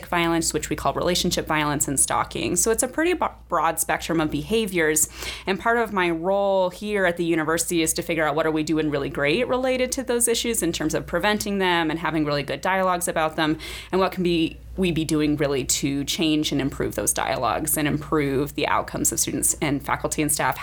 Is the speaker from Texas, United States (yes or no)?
no; Nebraska, United States; moved away as an adult; also born or lived in Indiana; I am originally from Nebraska